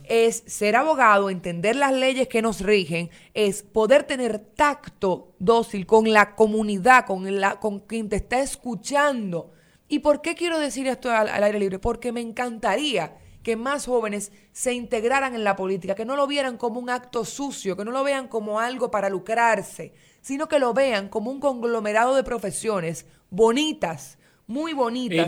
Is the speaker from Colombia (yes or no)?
no; Dominican Republic; nosotros como ciudadanos dominicanos